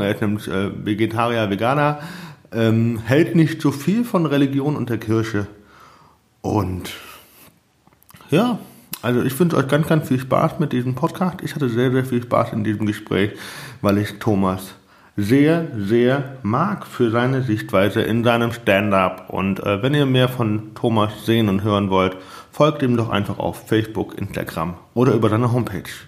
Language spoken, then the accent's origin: German; Heidelberg, Baden-Württemberg, Germany; als Heidelberger